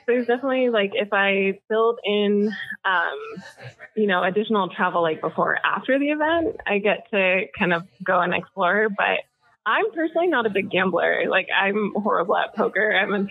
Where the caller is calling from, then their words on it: Coeur d'Alene, Idaho, United States; also born or lived in Anchorage; So I'm in Coeur d'Alene, Idaho. I actually just moved down from Anchorage, Alaska.